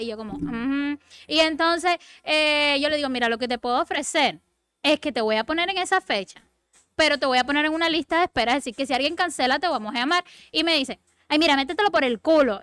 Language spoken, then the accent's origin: Spanish; Cuba; Yo soy cubana